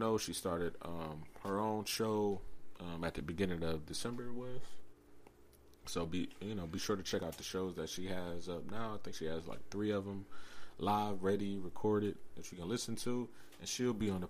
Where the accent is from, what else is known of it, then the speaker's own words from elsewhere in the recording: Cleveland, Ohio, United States; we're from Cleveland